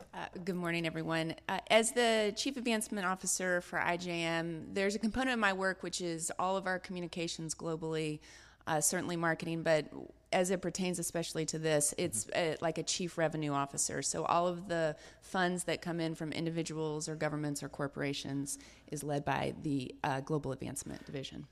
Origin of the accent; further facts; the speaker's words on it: Deep South, United States; I, I grew up in the Deep South.